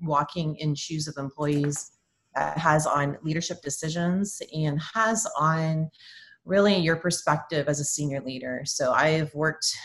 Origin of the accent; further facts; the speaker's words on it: Windsor, Ontario, Canada; moved away as an adult; also born or lived in Birmingham, Michigan / Oklahoma; now in Oklahoma City, United States; I'm actually a Canadian, temporarily transplanted here in Oklahoma